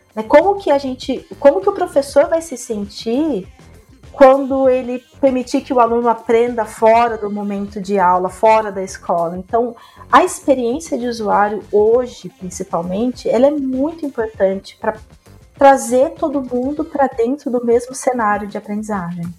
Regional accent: interior of São Paulo, Brazil; Eu sou do interior de São Paulo

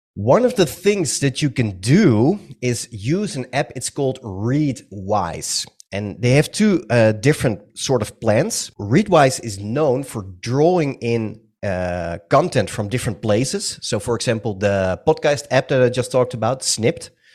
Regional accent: Netherlands; English is a second language; I'm from the Netherlands. Some of you might have already heard it on my accent

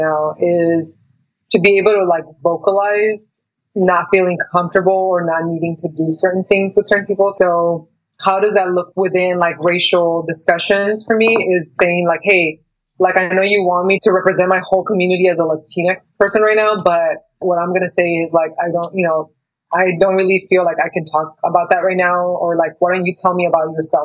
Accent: Mexico; moved away; I grew up in Mexico for most of my childhood, and so I learned how to read and write Spanish

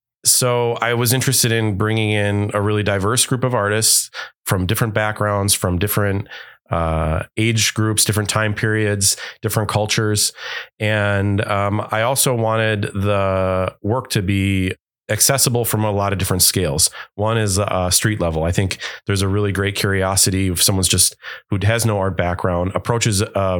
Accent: Wauwatosa, Wisconsin, United States; also born or lived in Milwaukee; Yeah, I have to say, like growing up in Wauwatosa and in Milwaukee my whole life, I didn't really realize that there weren't models of artists

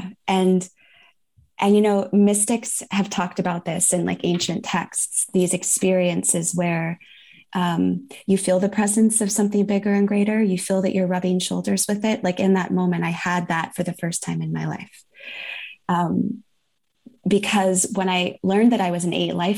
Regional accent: Northern California, United States; now in San Juan Islands, United States; I was born in Northern California. I currently live in the San Juan Islands, which is right off the coast of Washington State

